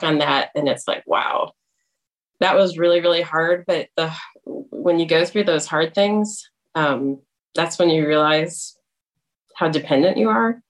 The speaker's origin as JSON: {"language": "English", "town": "East Lansing", "region": "Michigan", "country": "United States", "tie": "born or raised there", "also_born_or_lived": "Indiana / North Carolina", "moved": "as an adult", "lives_now": "Indianapolis, United States", "said": "I grew up in East Lansing, Michigan"}